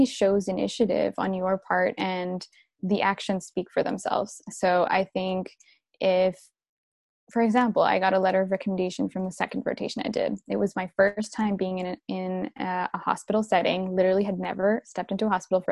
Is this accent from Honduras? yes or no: no; Vancouver, British Columbia, Canada; also born or lived in Dubai; home for me is Vancouver. That's where I am right now. And yeah, I actually grew up in early stages of my life in Dubai, and then I spent most of my life here.